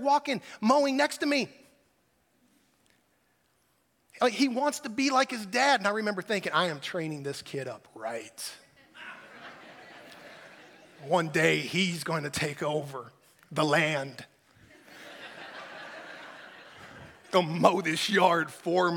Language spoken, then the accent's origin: English; United States; as American Christians